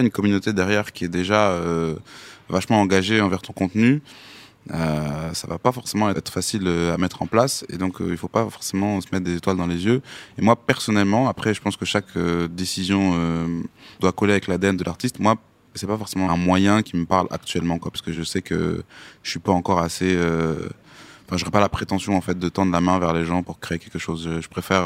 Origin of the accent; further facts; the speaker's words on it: Amiens, Hauts-de-France, France; j'habite à Amiens. c'est, ça ma, région d'origine, donc c'est la Somme, le Nord maintenant, parce qu'il y a eu une fusion